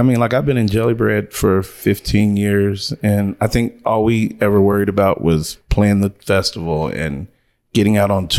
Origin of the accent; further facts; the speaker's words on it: Reno, Nevada, United States; I'm born and raised here in Reno, Nevada.